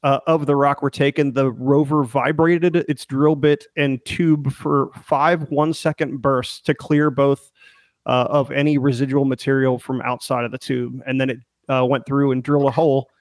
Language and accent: English; Pennsylvania, United States; I grew up in Pennsylvania, so Ohio State is a bad word as a Penn State kid